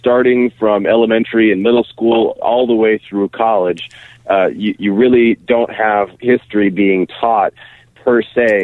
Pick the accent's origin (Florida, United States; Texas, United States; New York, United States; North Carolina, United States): Texas, United States; Austin; my hometown of Austin and at the University of Texas